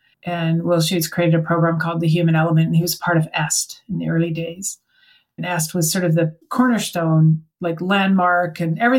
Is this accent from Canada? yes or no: yes; Canada; I mean, I'm from Canada. I had to go to California.